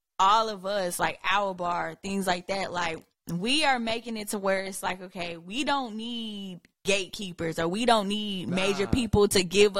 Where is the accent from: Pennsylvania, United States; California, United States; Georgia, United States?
Georgia, United States; Ellenwood; also born or lived in Atlanta, Georgia; Blessed to be born in Grady, but raised in Ellenwood.